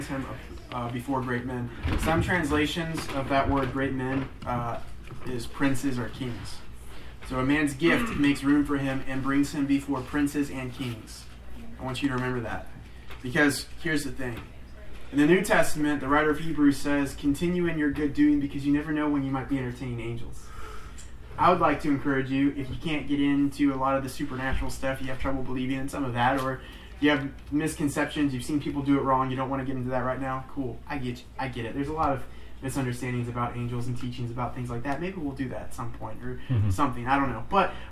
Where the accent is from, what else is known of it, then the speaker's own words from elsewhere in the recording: United States; just because I guess we're American and it's been instilled in me to make fun of the French by my father